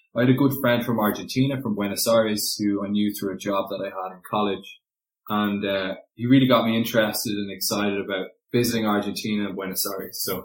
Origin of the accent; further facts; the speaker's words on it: Dublin, Leinster, Ireland; moved away; I grew up in Dublin, pretty standard, you know, in the south of Dublin, in the suburbs